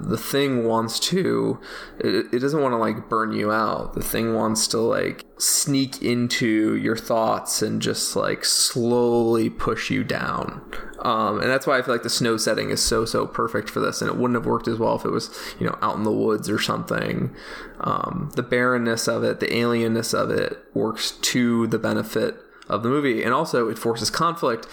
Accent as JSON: {"language": "English", "region": "Midwest", "country": "United States", "said": "I'm from the Midwest"}